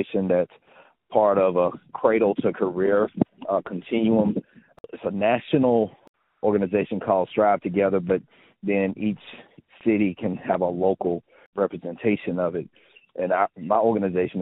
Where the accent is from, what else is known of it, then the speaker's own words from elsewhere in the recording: Hughes, Arkansas, United States; now in Memphis, United States; I will forever proudly say I'm from Hughes